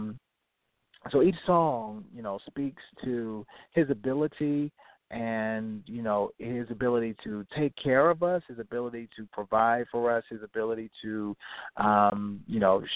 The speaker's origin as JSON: {"language": "English", "town": "Baltimore", "region": "Maryland", "country": "United States", "tie": "born or raised there", "moved": "yes", "lives_now": "Richmond, United States", "said": "Baltimore, definitely my hometown, born and raised"}